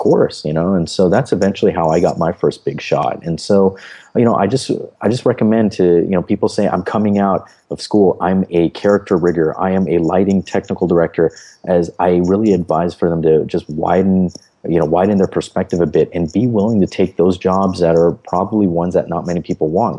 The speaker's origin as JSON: {"language": "English", "country": "United States", "said": "as an American"}